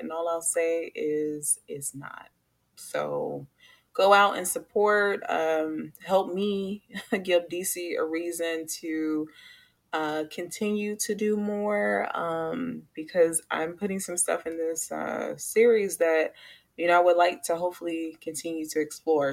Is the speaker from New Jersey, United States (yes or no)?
no; Chicago, Illinois, United States; now in Charlotte, United States; I'm from Chicago